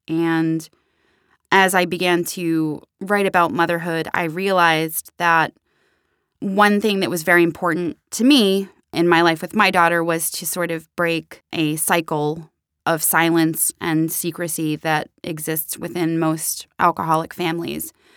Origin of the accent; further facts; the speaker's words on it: Pittsburgh, Pennsylvania, United States; who are also both from Pittsburgh, like myself